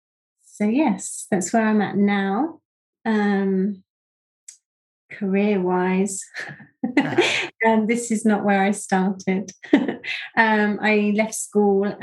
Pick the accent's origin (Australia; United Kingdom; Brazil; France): United Kingdom; Rustington, South East England; also born or lived in East Sussex / Worthing; I was born in Rustington, which is strangely only 10 minutes away from where I am now. But I've kind of moved around, but always within the West Sussex, East Sussex area.